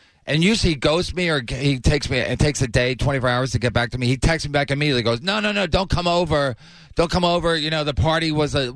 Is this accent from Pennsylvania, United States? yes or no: yes; Philadelphia, Pennsylvania, United States; I'm from Philadelphia